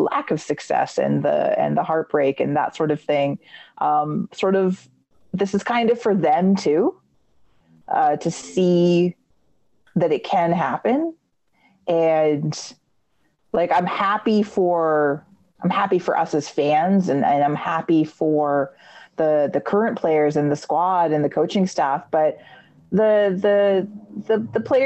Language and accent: English; Canada